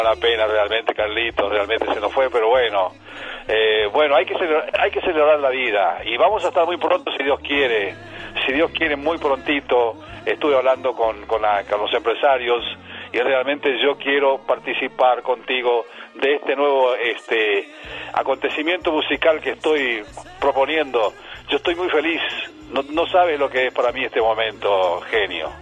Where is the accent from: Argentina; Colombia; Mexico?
Argentina; now in United States; en mi país, Argentina